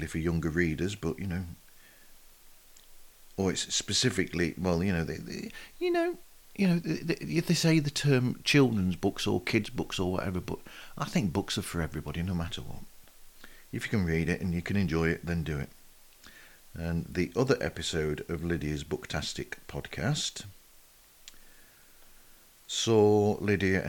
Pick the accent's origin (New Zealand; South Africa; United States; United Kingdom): United Kingdom; not being American or Canadian and being Brit